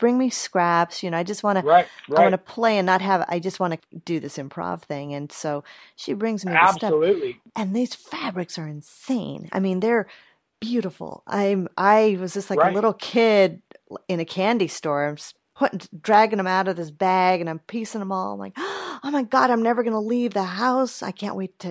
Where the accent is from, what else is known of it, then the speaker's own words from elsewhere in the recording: California, United States; I'm from California